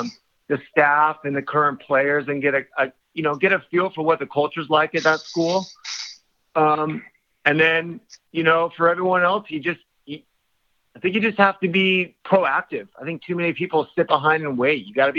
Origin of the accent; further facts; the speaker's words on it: California, United States; We're from California